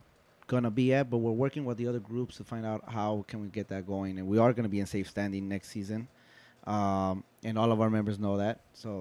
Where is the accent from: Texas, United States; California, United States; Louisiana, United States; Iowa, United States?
California, United States; Los Angeles; I'm originally from South Central, but I live in East Los.